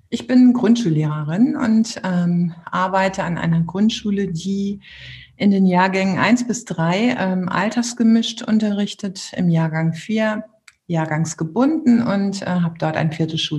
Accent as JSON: {"language": "German", "town": "Bielefeld", "region": "North Rhine-Westphalia", "country": "Germany", "tie": "born or raised there", "also_born_or_lived": "Münster", "said": "also ich komme auch gebürtig aus Bielefeld, das muss ich dazu sagen, in äh, Münster gemacht. Das ist einfach eine wunderbare Stadt, da bin ich hängen geblieben und habe dort studiert."}